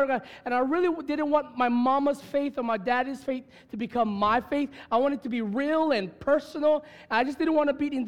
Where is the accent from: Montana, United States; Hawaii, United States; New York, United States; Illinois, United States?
Hawaii, United States; I'm from this land. This is blood. I mean, I'm proud to be on Hawaiian.